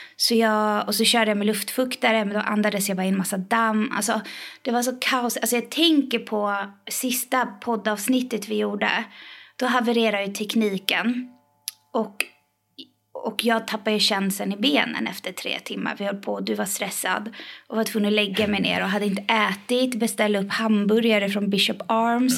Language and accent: Swedish; Iran; now in Sweden; jag är från Iran